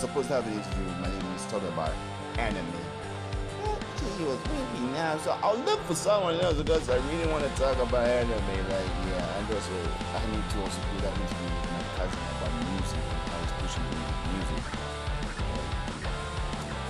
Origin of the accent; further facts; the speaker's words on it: Lusaka, Lusaka Province, Zambia; I came all the way from Lusaka, Zambia.